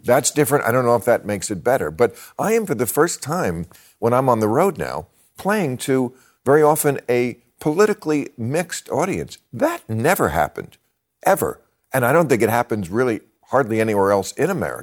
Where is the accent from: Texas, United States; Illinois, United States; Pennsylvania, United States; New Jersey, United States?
New Jersey, United States; when I was a kid, I grew up in New Jersey, which is not a southern state